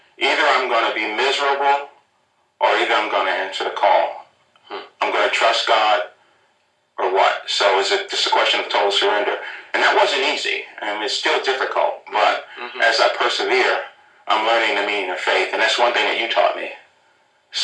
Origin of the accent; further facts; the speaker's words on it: Philadelphia, Pennsylvania, United States; I grew up in the inner city. I grew up in South Philly